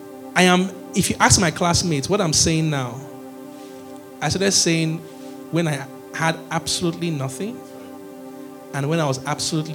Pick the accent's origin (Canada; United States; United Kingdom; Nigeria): Nigeria; also born or lived in Edo / University of Benin; I'm as Nigerian as they come